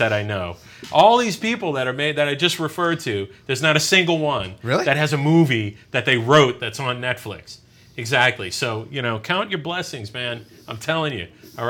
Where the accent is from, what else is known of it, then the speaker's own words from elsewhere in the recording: New Orleans, Louisiana, United States; I'm from New Orleans.